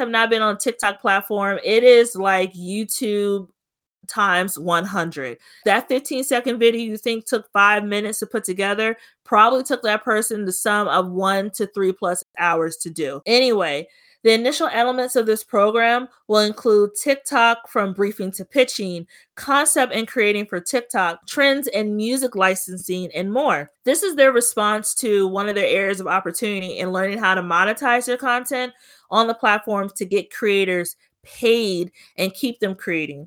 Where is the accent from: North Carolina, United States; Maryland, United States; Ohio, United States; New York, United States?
Maryland, United States; Prince George's County; to be from Prince George's County